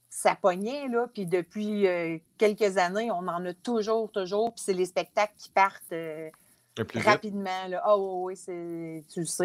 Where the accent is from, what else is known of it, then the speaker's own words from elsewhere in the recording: Montreal, Quebec, Canada; Hey, moi, j'arrive de la ville, je viens de Montréal, j'en ai vu du monde dans ma vie.